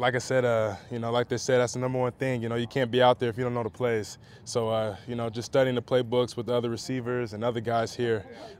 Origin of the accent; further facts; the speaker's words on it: Las Vegas, Nevada, United States; No, we're both from Vegas. We're literally like 10, 15 minutes away from each other.